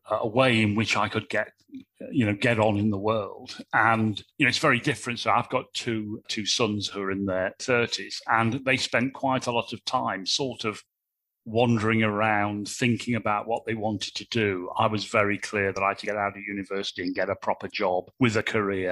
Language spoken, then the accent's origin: English; Nottingham, East Midlands, United Kingdom; My father was a plasterer. My mother was a housewife. We lived in a council estate in Nottingham